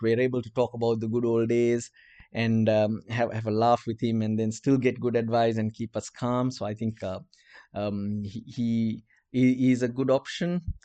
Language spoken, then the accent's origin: English; Colombo, Western Province, Sri Lanka; accent: Sri Lankan; English is a second language; Yes, I'm Sri Lankan. My accent's different.